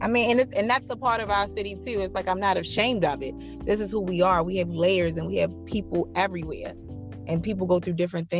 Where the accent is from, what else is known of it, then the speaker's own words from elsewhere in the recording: Baltimore, Maryland, United States; I live in Baltimore County now, but I grew up in Baltimore City my whole life.